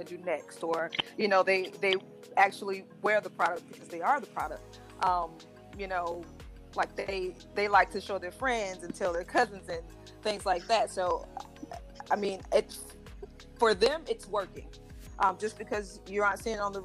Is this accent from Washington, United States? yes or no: no; North Florida, United States; moved away as an adult; now in South Florida, United States; I'm originally from North Florida, where it's a little bit more diverse than where I am currently